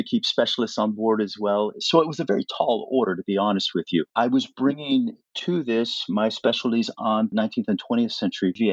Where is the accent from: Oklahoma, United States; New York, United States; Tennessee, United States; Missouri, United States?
Missouri, United States; Kansas City; moved away as an adult; also born or lived in Washington, D.C. / Canada; when I left Kansas City, where I grew up